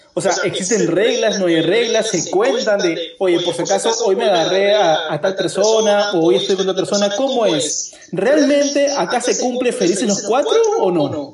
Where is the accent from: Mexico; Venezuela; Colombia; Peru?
Peru; Lima; como sociedad limeña